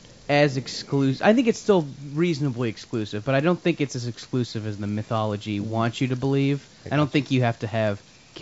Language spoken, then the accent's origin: English; Mission Viejo, California, United States; I grew up in Mission Viejo.